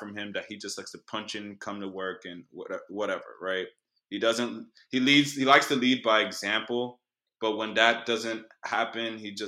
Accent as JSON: {"language": "English", "country": "Nigeria", "lives_now": "Houston, United States", "said": "I'm Nigerian"}